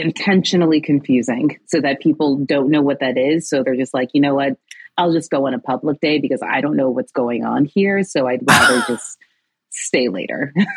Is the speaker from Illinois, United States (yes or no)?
yes; Chicago, Illinois, United States; moved away; also born or lived in New York City; I'm originally from Chicago